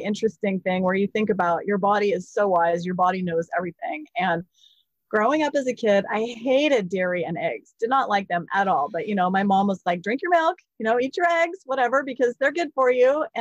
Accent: Jackson, Wyoming, United States; moved away; also born or lived in Seattle; I grew up in Jackson Hole, Wyoming

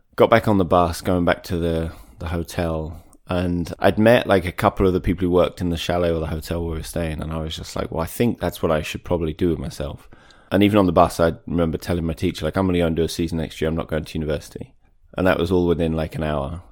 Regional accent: Maidstone, South East England, United Kingdom; also born or lived in Wales; I'm from Maidstone in Kent so about an hour southeast of London. Mm-hmm. I was brought up there, spent a bunch of time in Wales growing up

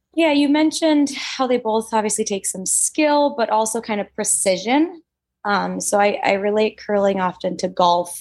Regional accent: Minnesota, United States; I'm from Minnesota

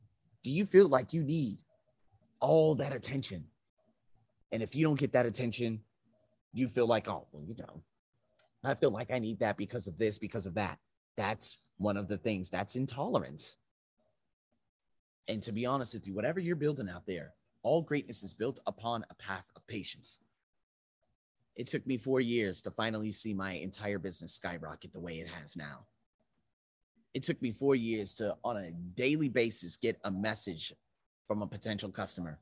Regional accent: United States; I'm American.

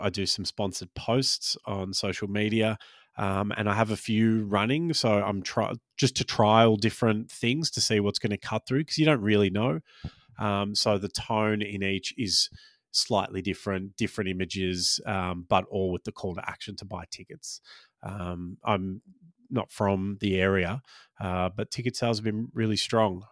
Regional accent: Australia; I was born in Australia but grew up Maltese, and for the first, I don't know, probably till I started, um, school, I had a weird sort of hybrid accent

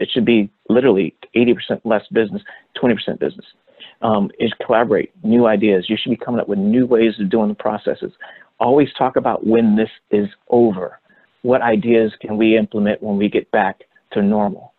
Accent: Los Angeles, California, United States; I grew up in Hollywood

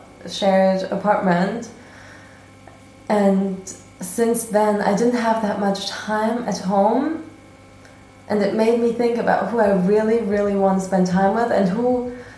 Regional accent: Berlin, Germany; moved away as an adult; now in Vienna, Austria; I moved from Berlin. I was born and raised in Berlin.

